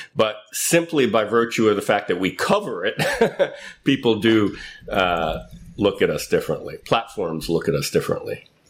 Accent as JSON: {"language": "English", "town": "New York City", "region": "New York", "country": "United States", "tie": "born or raised there", "moved": "as an adult", "lives_now": "San Francisco, United States", "said": "I grew up in Manhattan in New York City"}